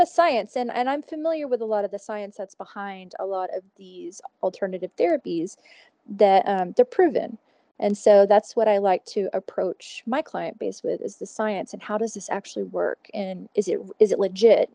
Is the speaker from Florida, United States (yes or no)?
no; Houston, Texas, United States; moved away as an adult; now in Fort Collins, United States; I'm originally from Houston